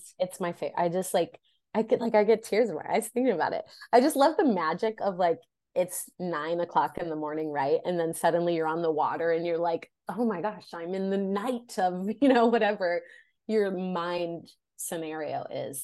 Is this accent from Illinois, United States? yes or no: yes; Oak Forest, Illinois, United States; I grew up in the Chicagoland area, from a little town called Oak Forest, Illinois